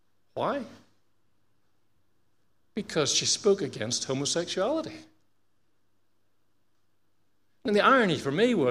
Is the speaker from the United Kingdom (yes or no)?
no; Australia; being Australian